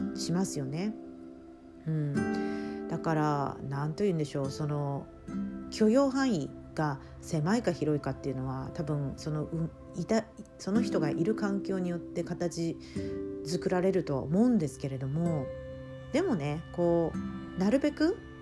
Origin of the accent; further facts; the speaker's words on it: Tokyo, Japan; moved away as an adult; also born or lived in London; 私東京出身なんですけれども